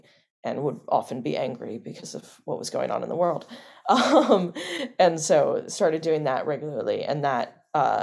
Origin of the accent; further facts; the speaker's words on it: New Orleans, Louisiana, United States; So I grew up in New Orleans, started doing Shakespeare at the New Orleans Shakespeare Festival there